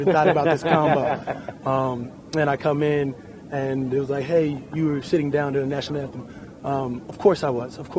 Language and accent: English; United States; we are Americans